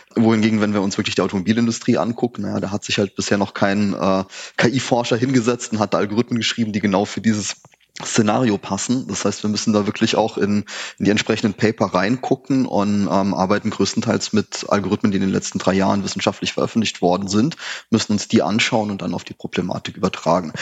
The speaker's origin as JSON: {"language": "German", "region": "Saarland", "country": "Germany", "said": "ich komme aus dem Saarland, da ist halt alles sehr dörflich."}